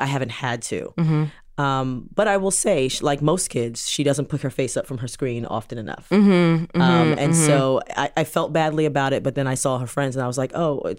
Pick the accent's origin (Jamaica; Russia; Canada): Jamaica; Because we're Jamaican